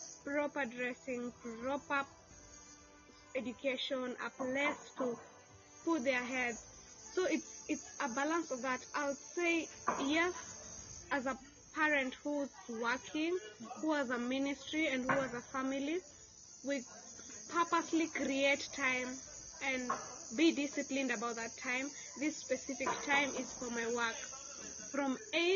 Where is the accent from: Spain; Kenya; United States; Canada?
Kenya; moved away as an adult; now in Uganda; I'm from Kenya.